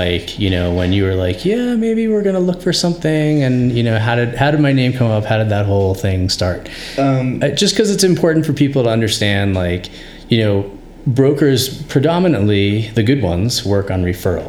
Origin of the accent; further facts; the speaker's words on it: New York, United States; also born or lived in Fairfax, Virginia; now in Boulder, United States; which was not how I grew up in New York